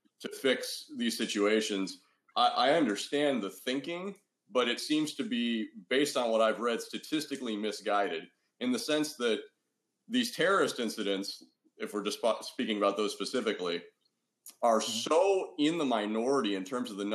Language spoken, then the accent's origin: English; United States; I can only speak as obviously an American here